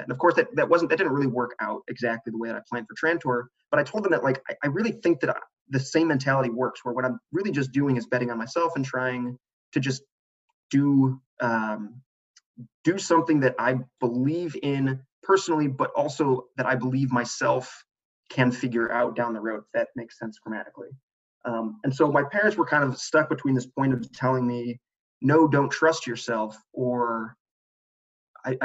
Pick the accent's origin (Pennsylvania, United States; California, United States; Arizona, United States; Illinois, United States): Illinois, United States; Chicago; moved away; I'm from Chicago. So my family was in Chicago